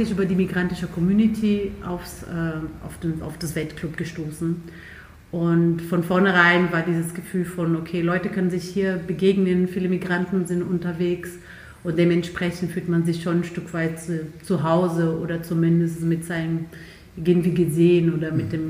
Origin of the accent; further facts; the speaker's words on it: Brazil; now in Dresden, Germany; Äh, in dem Land, in dem Bundesland, wo ich aufgewachsen bin, ist Samba leider noch, leider würde ich sagen, nicht so ganz präsent.